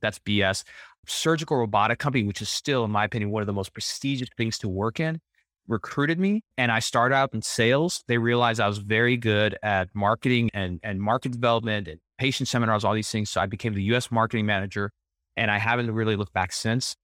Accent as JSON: {"language": "English", "town": "El Paso", "region": "Texas", "country": "United States", "tie": "born or raised there", "said": "I'm born and raised in El Paso, Texas. I'm a first generation American"}